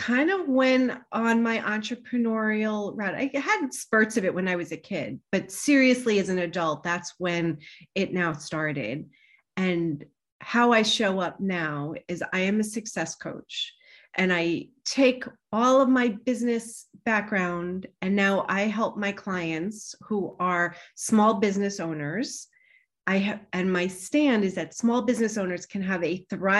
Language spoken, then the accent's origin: English; New York, United States; also born or lived in Boston / Manhattan; I grew up in New York